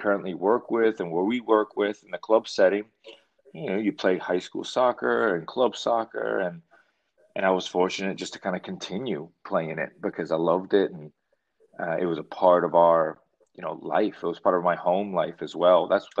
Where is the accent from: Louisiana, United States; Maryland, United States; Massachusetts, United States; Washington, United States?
Louisiana, United States; Kenner; also born or lived in New Orleans; I was born in New Orleans, grew up in Kenner, Louisiana.